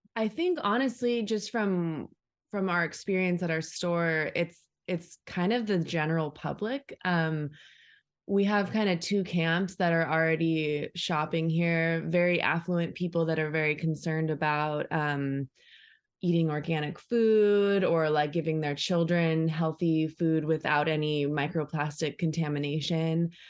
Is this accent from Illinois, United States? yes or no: no; Orange County, California, United States; I grew up in Orange County, so this is kind of where I come from